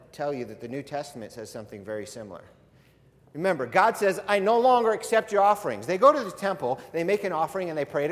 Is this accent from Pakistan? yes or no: no; United States; I was born in this country